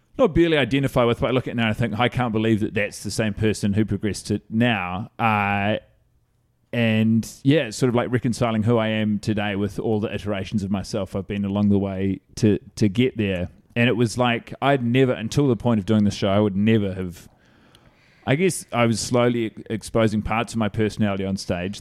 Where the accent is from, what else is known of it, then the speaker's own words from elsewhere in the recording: Christchurch, Canterbury, New Zealand; moved away as an adult; now in New York, United States; I grew up in Christchurch, New Zealand